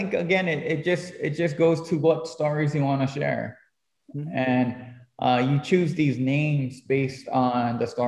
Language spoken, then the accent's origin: English; Hilo, Hawaii, United States; as a little kid growing up in Kaukaha